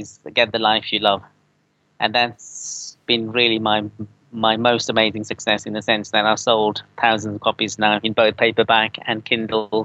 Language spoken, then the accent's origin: English; Coventry, West Midlands, United Kingdom; now in London, United Kingdom; I'm from the Midlands originally in Coventry